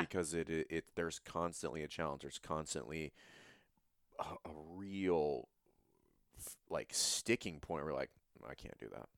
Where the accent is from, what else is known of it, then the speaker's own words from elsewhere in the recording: Louisiana, United States; I'm from Louisiana